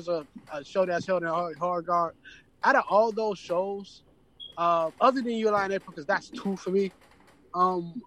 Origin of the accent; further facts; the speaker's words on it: Chicago, Illinois, United States; I grew up in Chicago.